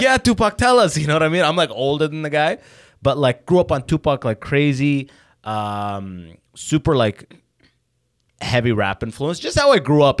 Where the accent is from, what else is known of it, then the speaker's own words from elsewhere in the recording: London, Ontario, Canada; also born or lived in Sudan / Waterloo, Canada / Detroit, United States / San Francisco, United States; I moved to London, Ontario. I grew up in London, Ontario